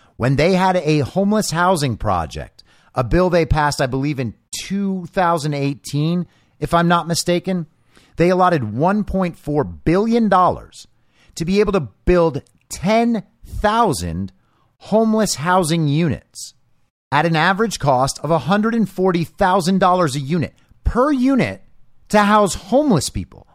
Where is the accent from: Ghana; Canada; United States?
United States; Southern California; moved away; also born or lived in Los Angeles; I'm from Southern California